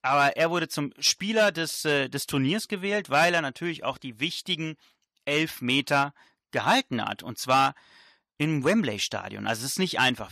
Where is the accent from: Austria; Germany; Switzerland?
Germany; also born or lived in Italy (ancestry); wenn man äh, als Italiener in Deutschland äh, aufwächst